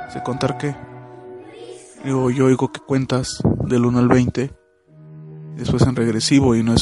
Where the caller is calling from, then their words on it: Mexico City, Mexico; Hola, ¿qué tal? Ah … de la Ciudad de México. Ya he mandado algunos audios antes.